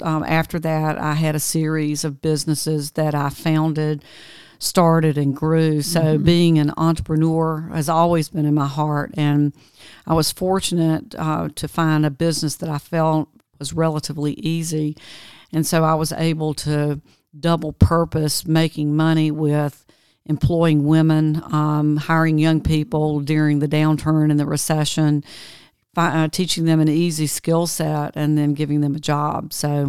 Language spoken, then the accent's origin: English; Georgia, United States; in 1991, right outside my hometown, which was kind of a mill village, the primary mill had been bought by Fruit of the Loom, Farley Industries.